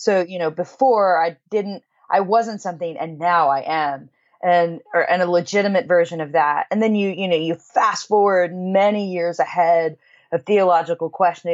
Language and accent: English; Kansas, United States; I grew up in Kansas, so it's the Midwest